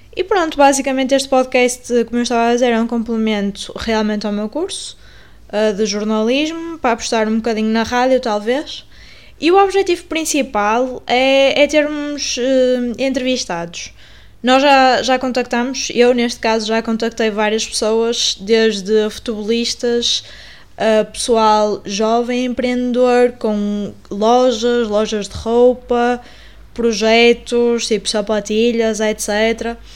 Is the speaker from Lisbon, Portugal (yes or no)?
no; Paredes, Porto District, Portugal; eu fui criada em Paredes no Porto